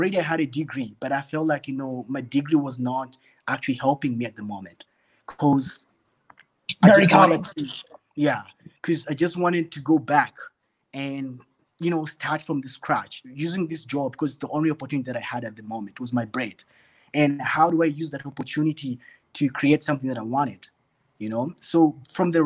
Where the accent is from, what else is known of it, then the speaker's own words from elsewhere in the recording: Uganda; moved away as an adult; now in Johannesburg, South Africa; I grew up in Uganda